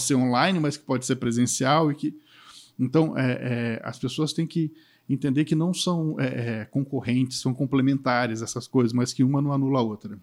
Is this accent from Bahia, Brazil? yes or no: no; Espírito Santo, Brazil; o Espírito Santo, eu sou capixaba